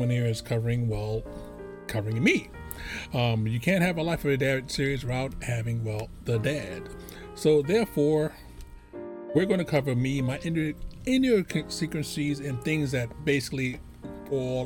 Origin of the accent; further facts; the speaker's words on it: New York City, New York, United States; I was born in New York City to a lovely woman called Minnie Lee Edwards